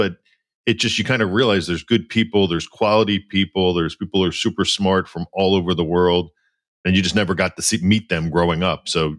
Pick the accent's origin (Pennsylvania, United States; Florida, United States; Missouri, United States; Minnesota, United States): Pennsylvania, United States; outside of Philadelphia; moved away as an adult; also born or lived in New York / New Jersey; I grew up outside of Philly, and, you know, there wasn't a lot of diversity in my high school.